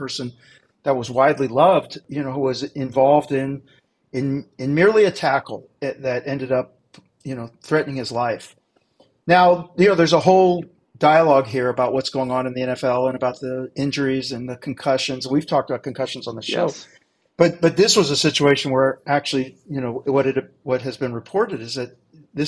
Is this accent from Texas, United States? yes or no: no; Dayton, Ohio, United States; I grew up in Dayton, Ohio